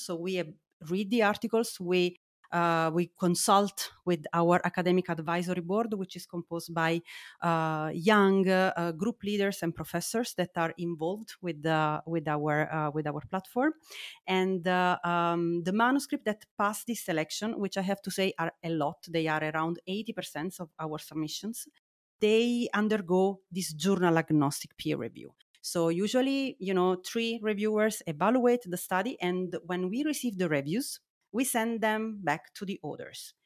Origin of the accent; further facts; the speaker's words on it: Naples, Campania, Italy; English is a second language; moved away as an adult; now in Heidelberg, Germany; I am originally from Italy, as you might hear, and I studied in Naples, uh, my hometown, and then, uh, I, um, I moved to, uh, to Heidelberg for, for my postdoc.